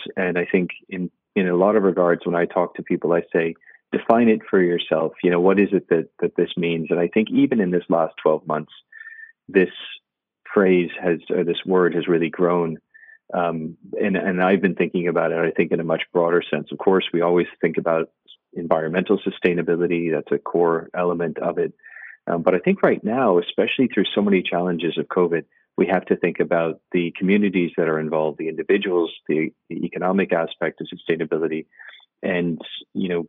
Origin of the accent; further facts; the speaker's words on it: Ireland; being Irish